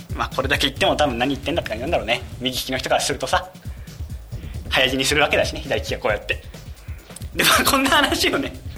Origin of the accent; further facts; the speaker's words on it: Kumamoto, Japan; moved away; 僕ね熊本出身